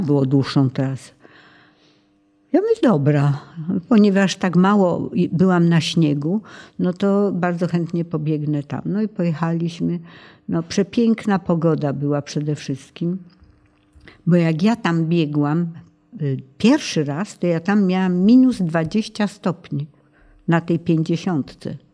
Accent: Tarnów, Lesser Poland, Poland; born or raised there; also born or lived in Zhovkva, Ukraine / Krynica Górska

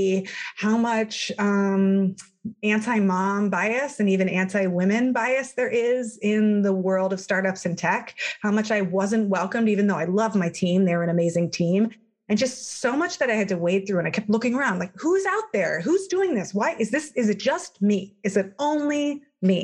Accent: Palo Alto, California, United States; moved away as an adult; also born or lived in Ohio; I grew up in Palo Alto, California, in Silicon Valley.

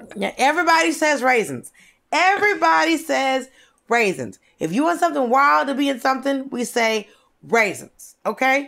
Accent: Norcross, Georgia, United States; born or raised there; also born or lived in Atlanta

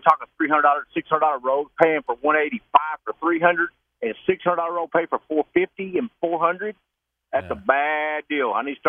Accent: Arkansas, United States; They said, man, where are you from? I said, I'm from Arkansas.

